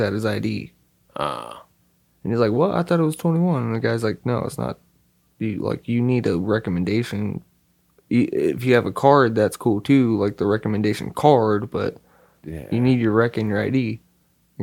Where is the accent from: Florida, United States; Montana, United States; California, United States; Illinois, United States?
California, United States; Hemet; We're from Hemet